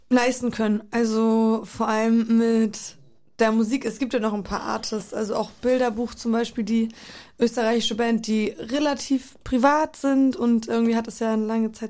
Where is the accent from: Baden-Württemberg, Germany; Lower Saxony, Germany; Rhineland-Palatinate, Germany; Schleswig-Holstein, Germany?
Schleswig-Holstein, Germany; North Frisia; also born or lived in Poland / Solingen; ich bin so in diesem ganzen Dunstkreis groß geworden in Nordfriesland.